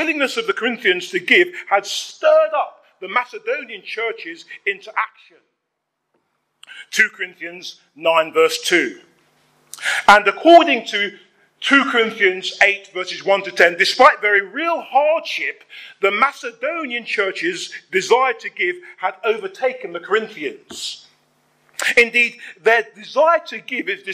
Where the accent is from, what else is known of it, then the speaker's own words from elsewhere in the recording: London, United Kingdom; where I grew up in Hackney